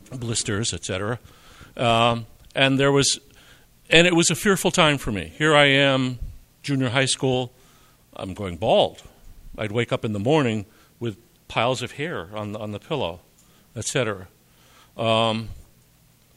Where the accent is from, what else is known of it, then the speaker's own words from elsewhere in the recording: Wilkes-Barre, Pennsylvania, United States; I grew up in Wilkes-Barre, Pennsylvania, to parents and grandparents from Eastern Europe